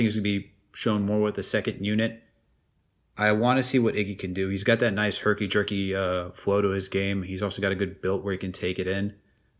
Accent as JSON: {"language": "English", "area": "Westchester", "region": "New York", "country": "United States", "tie": "born or raised there"}